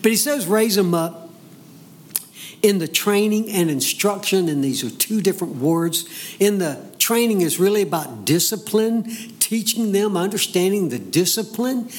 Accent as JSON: {"language": "English", "region": "the South", "country": "United States", "tie": "born or raised there", "said": "growing up in the South, you you raise up in a home that understands that you go to church."}